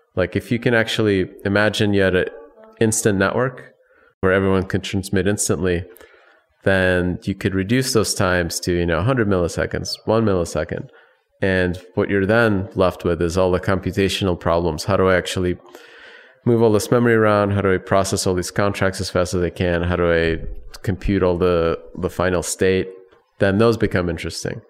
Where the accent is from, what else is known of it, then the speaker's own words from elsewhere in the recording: Chicago, Illinois, United States; also born or lived in Soviet Union / Ukraine; I was born in the Soviet Union. When I left, it was, uh, right after the whole thing fell apart. I still had a Soviet passport, but I grew up in, in the Chicago area